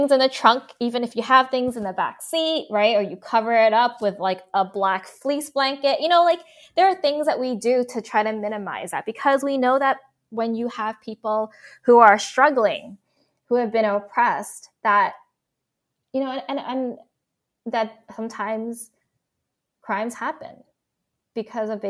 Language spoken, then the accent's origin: English; New York, United States; I don't know if it's because we grew up in New York